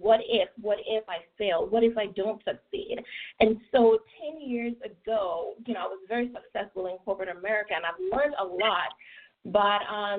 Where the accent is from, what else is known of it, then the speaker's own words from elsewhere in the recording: Trelawny, Jamaica; moved away as an adult; now in United States; growing up in Jamaica was a great experience for me